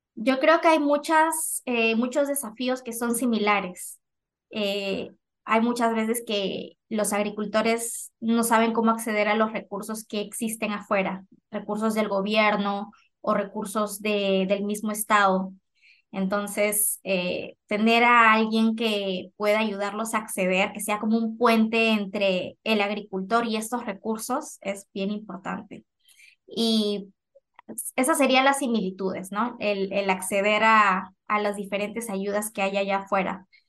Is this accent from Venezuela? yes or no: no; Lima, Peru; moved away as an adult; now in Bakersfield, United States; nacida, crecida en Perú, en Lima.